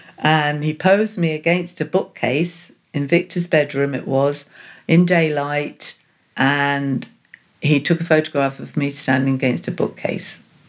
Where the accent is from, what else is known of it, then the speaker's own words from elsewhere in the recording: Portsmouth, South East England, United Kingdom; born there; I was born in Portsmouth on the south coast of England. In 1949, I have a vague memory of the greyness, the bomb sites.